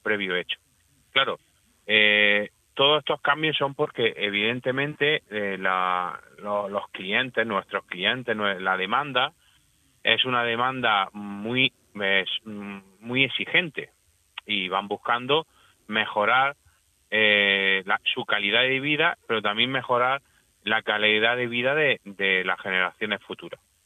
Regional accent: Almería, Andalusia, Spain; yo yo soy de Almería, yo soy agricultor almeriense

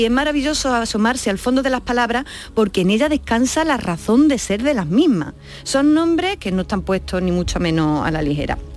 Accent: Andalusia, Spain; accent: Andalusian; Así, es, con mi acento propio.

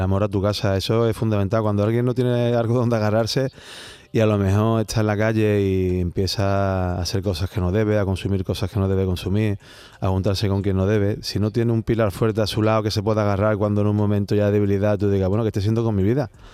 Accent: Seville, Andalusia, Spain; Como buen sevillano

